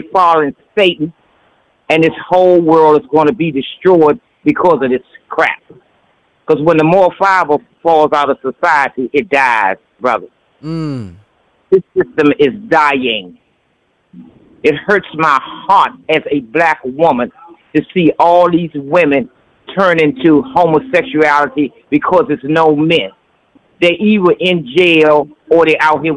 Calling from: Washington, District of Columbia, United States; I'm calling from D.C.

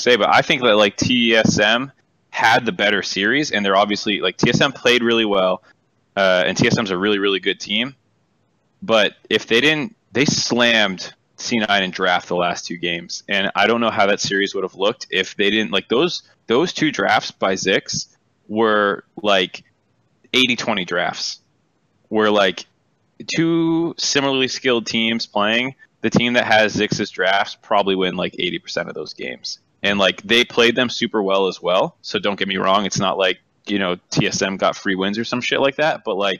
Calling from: Saskatchewan, Canada; Saskatchewan, Canada.

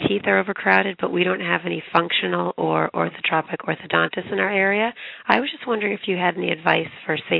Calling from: Massachusetts, United States; calling from Massachusetts.

